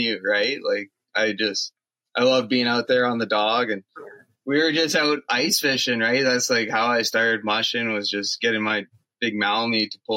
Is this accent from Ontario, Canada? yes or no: yes; Southern Ontario, Canada; moved away as an adult; also born or lived in Alberta / Northwest Territories; now in Yukon, Canada; I was born and raised in Southern Ontario